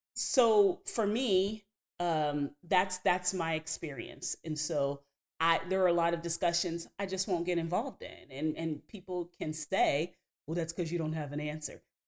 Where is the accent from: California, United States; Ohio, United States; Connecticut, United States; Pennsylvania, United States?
Pennsylvania, United States; New Kensington; we're from New Kensington, Pennsylvania, right outside of Pittsburgh